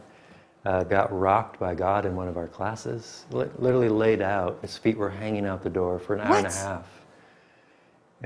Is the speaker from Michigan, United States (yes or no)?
yes; Michigan, United States; moved away as an adult; also born or lived in Springfield, Missouri; I grew up in Michigan